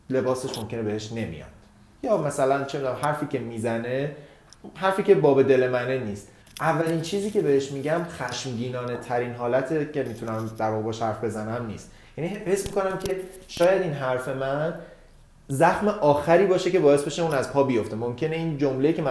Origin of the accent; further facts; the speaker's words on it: Tehran, Tehran Province, Iran; ولی من تا دو نسلم تهرانیه